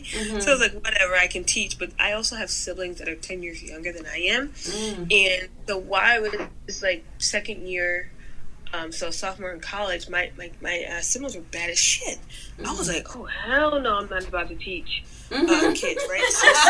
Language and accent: English; Newburgh, New York, United States; also born or lived in Fort Knox, Kentucky; we grew up in upstate New York.